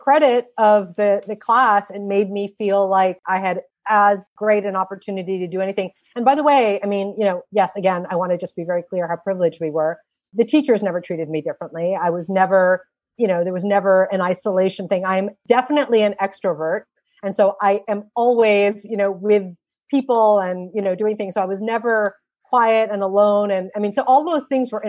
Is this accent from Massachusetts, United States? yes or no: yes; New England, Massachusetts, United States; also born or lived in Srinagar, Kashmir, India; I grew up going to a mosque that was in Quincy, Massachusetts